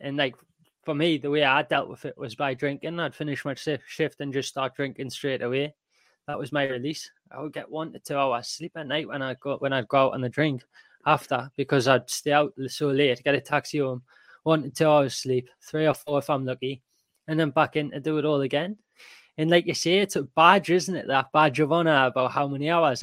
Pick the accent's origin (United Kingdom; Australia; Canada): United Kingdom; Newcastle upon Tyne, North East England; I'm from Newcastle, so not that far away as well.